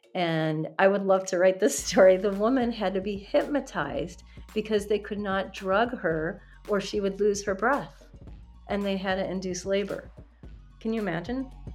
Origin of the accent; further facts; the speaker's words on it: Chicago, Illinois, United States; Chicago as a setting um, because that's my hometown